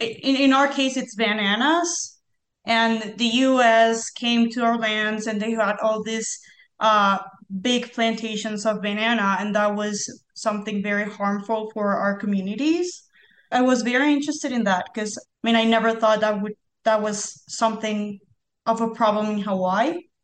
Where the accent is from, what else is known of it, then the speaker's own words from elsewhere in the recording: Colombia; I'm from Colombia